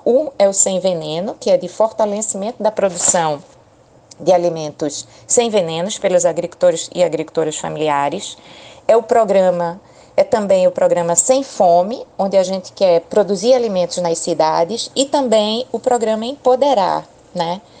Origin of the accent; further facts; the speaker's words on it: Pernambuco, Brazil; sou pernambucana